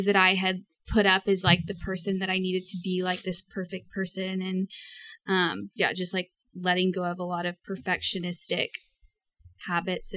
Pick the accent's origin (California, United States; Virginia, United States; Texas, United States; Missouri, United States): Texas, United States; East; I grew up in Bible Belt, Texas, in East Texas